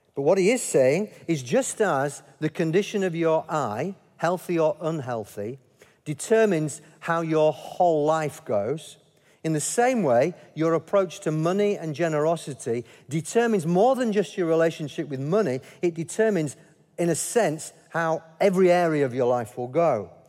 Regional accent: Yorkshire and the Humber, United Kingdom; as a Yorkshireman.

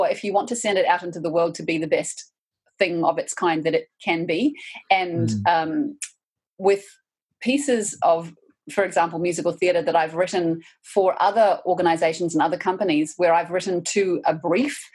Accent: New Zealand; as a New Zealander, I feel like those movies are part of my cultural heritage now

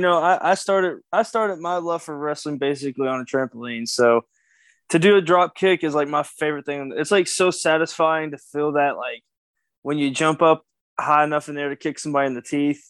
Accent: Kentucky, United States; I'm a Kentucky boy. I'm from the South

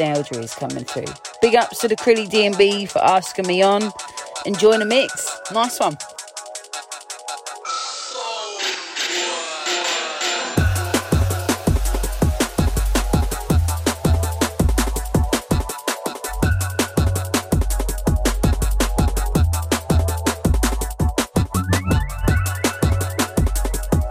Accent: Essex, East of England, United Kingdom; now in Cork, Ireland; I'm originally from Essex

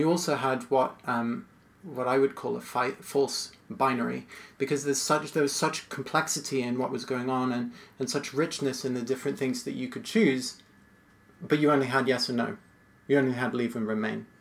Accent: United States; it was again familiar to me as an American

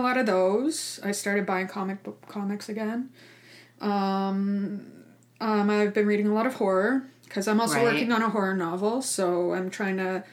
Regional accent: Ajax, Ontario, Canada; now in Fredericton, Canada; when I moved to Fredericton from my hometown of Ajax, Ontario

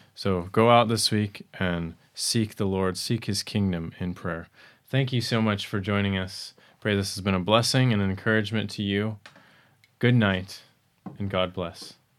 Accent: Arizona, United States; I come from the Grand Canyon

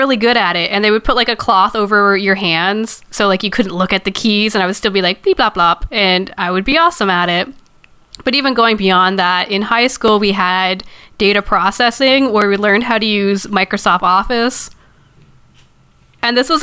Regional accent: Ontario, Canada; I'm from Ontario

